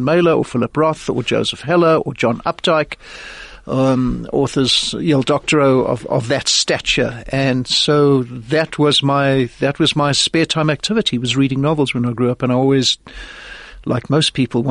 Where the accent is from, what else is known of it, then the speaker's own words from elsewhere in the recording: Johannesburg, Gauteng, South Africa; moved away as an adult; also born or lived in Los Angeles, United States; I'm basically a nice Jewish boy from Johannesburg. I grew up here in Johannesburg, but my mother was American